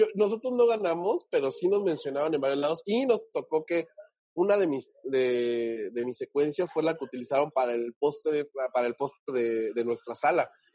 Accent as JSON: {"language": "Spanish", "town": "Huatulco", "region": "Oaxaca", "country": "Mexico", "tie": "born or raised there", "said": "soy de un pueblito de, Oaxaca muy bonito que se llama Huatulco. Vayas de Huatulco, donde la gente suele ir a vacacionar. Es como el, el Cancún perdido. Eh, y bueno, allá en Oaxaca me crié"}